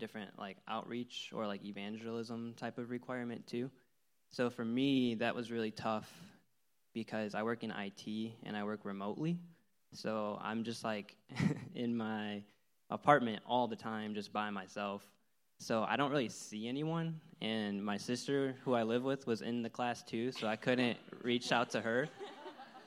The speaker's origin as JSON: {"language": "English", "region": "Illinois", "country": "United States", "moved": "as an adult", "said": "I'm from Illinois"}